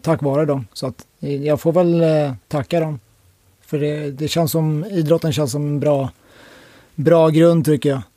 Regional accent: Täby, Stockholm County, Sweden; also born or lived in Solna; uppväxt i Täby, norr om Stockholm

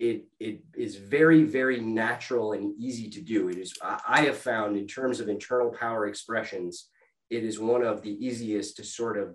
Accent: Minnesota, United States; I grew up in Minnesota, land of 10,000 lakes

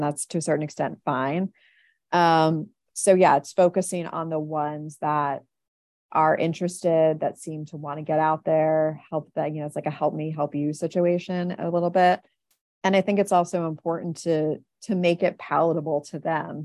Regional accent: Philadelphia, Pennsylvania, United States; I'm from Philadelphia

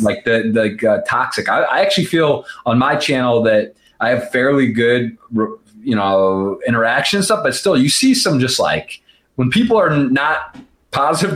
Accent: Ann Arbor, Michigan, United States; I'm from Ann Arbor, so a couple hours away

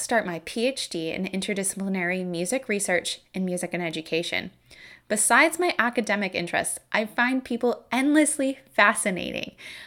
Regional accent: Saskatoon, Saskatchewan, Canada; the Saskatoon Symphony Orchestra, my hometown orchestra

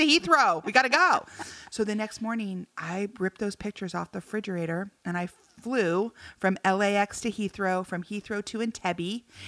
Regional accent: United States; I'm from America.

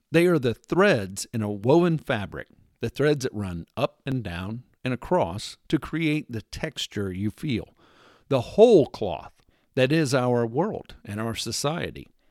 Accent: Texas, United States; moved away; my formative years were spent growing up in Texas

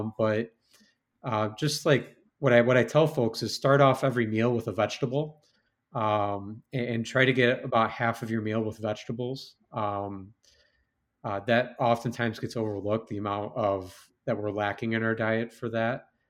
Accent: West Chicago, Illinois, United States; moved away; growing up in West Chicago

